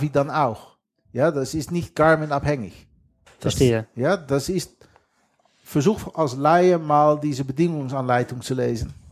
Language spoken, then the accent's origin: German; western Netherlands, Netherlands; accent: Dutch; German is a second language; Wie die Zuhörer gehört haben, habe ich ein fettes holländisches Akzent.